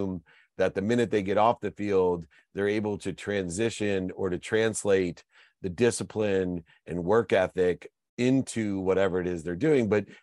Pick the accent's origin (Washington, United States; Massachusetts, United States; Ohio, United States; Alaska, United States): Ohio, United States; Akron; I'm from Akron, Ohio